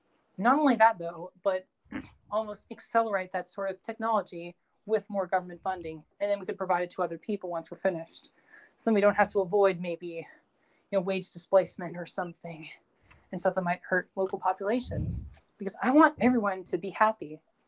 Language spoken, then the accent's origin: English; United Kingdom; I'm British, so I guess that kind of plays a factor.